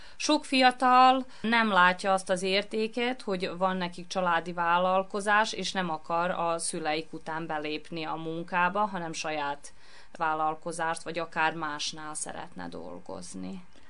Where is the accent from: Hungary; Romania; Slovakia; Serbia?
Serbia; Novi Sad, Vojvodina; én ebbe a műhelyben nőttem föl, ugyanis mi itt éltünk, mikor én megszülettem